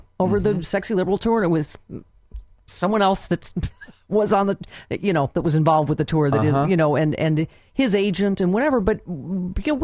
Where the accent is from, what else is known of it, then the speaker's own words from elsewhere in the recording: Lockport / Cheektowaga, New York, United States; I'm from Lackport up at Transit, you know, from Cheektowaga